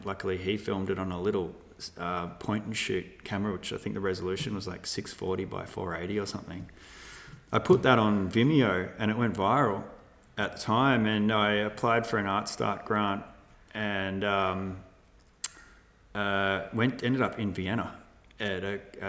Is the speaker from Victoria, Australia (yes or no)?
yes; Melbourne, Victoria, Australia; grew up in Melbourne